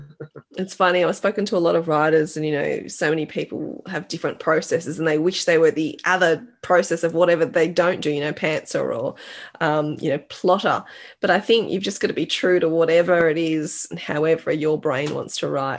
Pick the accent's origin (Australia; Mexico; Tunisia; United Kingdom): Australia; growing up in Australia